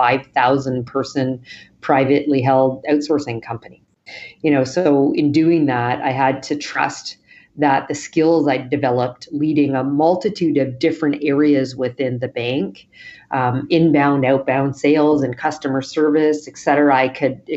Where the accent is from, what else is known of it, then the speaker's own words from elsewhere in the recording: Western Canada, Canada; moved away as an adult; also born or lived in Toronto, Canada; now in New York, United States; I'm originally from Canada, live in New York now, but I grew up on Western Canada